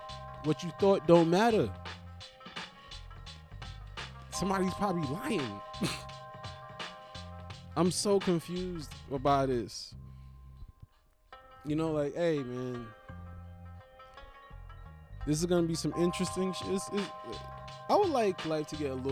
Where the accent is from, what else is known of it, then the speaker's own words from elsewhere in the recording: United States; I am from America